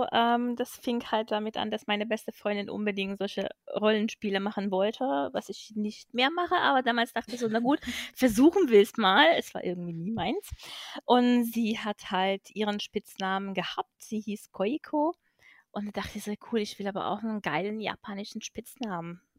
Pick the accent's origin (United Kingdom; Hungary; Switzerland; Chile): Hungary; now in Germany; beziehungsweise ich komme halt aus Ungarn, da hieß es RTL Club. Da lief ein bisschen andere Anime als hier in Deutschland